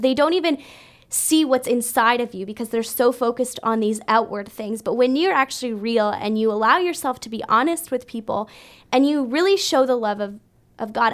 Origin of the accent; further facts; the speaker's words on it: Brampton, Ontario, Canada; moved away as an adult; also born or lived in Kansas City, United States; I grew up in Brampton